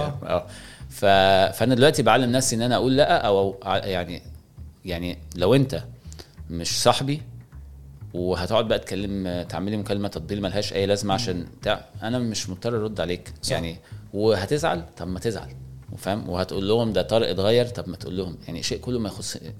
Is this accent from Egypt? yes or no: yes; Egypt; واحنا كمصريين